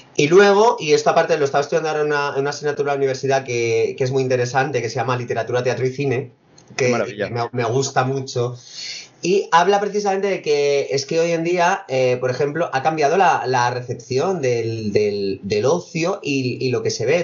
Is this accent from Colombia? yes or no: no; Fuenlabrada, Community of Madrid, Spain; actué en mi pueblo en Fuenlabrada